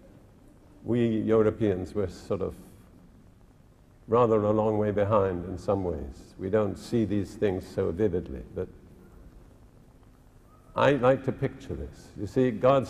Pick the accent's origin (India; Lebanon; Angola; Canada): India; now in United Kingdom; when I was born in India